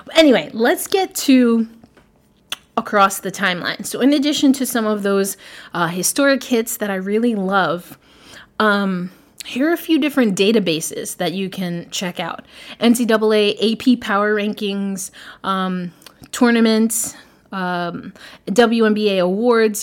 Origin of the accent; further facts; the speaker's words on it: New York, United States; a preteen growing up in New York